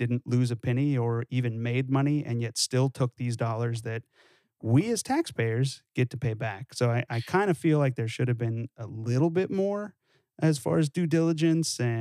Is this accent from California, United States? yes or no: yes; California, United States; growing up in California